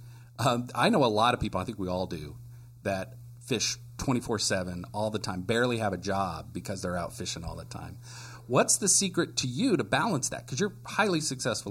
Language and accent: English; Indiana, United States; now in New Hampshire, United States; I grew up in Indiana